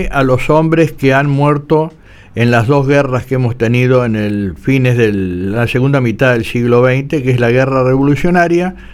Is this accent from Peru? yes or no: no; Argentina; como todo argentino siente el orgullo porque ellos están reconociendo el valor de, de, eso.